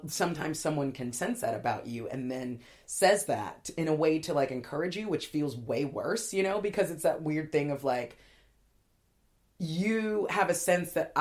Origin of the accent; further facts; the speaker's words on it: LA and Orange County border, Southern California, United States; I grew up in Southern California, sort of LA and Orange County border